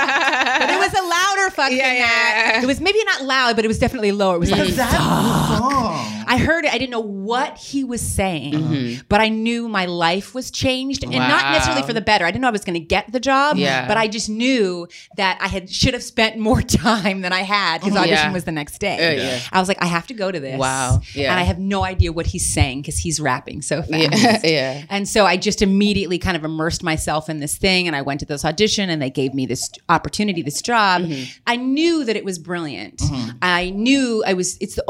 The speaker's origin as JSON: {"language": "English", "region": "Texas", "country": "United States", "said": "We're from Texas."}